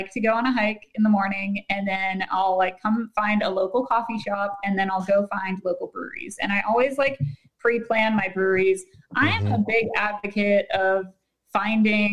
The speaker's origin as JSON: {"language": "English", "town": "Pittsburgh", "region": "Pennsylvania", "country": "United States", "tie": "born or raised there", "moved": "as an adult", "lives_now": "Charlotte, United States", "said": "growing up in Pittsburgh, and my school was always one that was like, you'll be lucky if you get a 2-hour delay"}